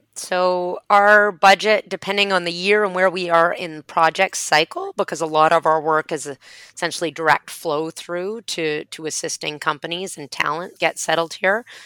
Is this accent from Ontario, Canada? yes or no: no; Vancouver, British Columbia, Canada; moved away as an adult; now in Halifax, Canada; So I moved to Halifax from my hometown of Vancouver in 2001